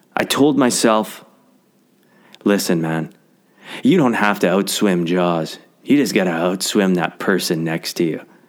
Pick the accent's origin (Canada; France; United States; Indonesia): Canada; Canadian Prairies; I grew up on the Canadian prairies